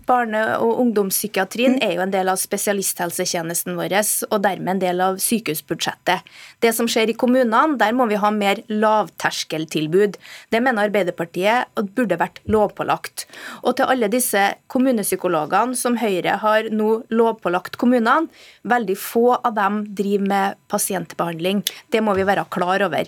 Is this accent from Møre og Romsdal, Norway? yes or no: no; Trøndelag, Norway; jeg kommer fra Trøndelag